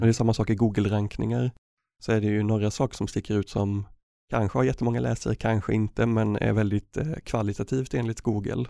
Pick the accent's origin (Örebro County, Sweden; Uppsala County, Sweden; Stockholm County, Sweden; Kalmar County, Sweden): Örebro County, Sweden; Örebro; I Örebro där jag kommer ifrån